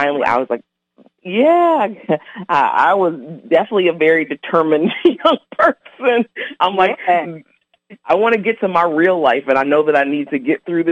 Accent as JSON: {"language": "English", "town": "New Orleans", "region": "Louisiana", "country": "United States", "said": "I'm originally from New Orleans, Louisiana."}